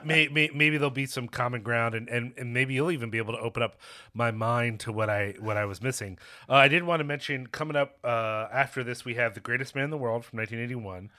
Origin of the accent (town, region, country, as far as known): United States